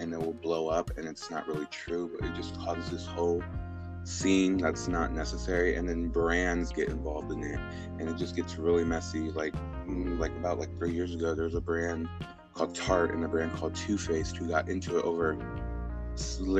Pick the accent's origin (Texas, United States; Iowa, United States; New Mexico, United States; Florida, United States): Texas, United States; Houston; I'm originally from Spring Branch, a part of Houston that's not the pretty side. We actually grew up really, we struggled a lot